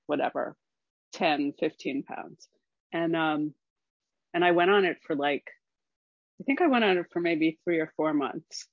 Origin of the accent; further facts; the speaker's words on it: Scarsdale, New York, United States; moved away as an adult; now in Oregon, United States; I'm from Scarsdale